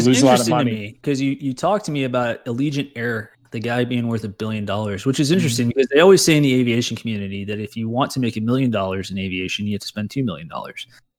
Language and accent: English; outside of Orlando, Florida, United States; now in Texas, United States; grew up in Florida, but we're kind of scattered all over the place. But it's been great for me, at least. I love moving to new places and experiencing new things. And you know, I never thought that I would love Texas, just based on growing up outside of Orlando.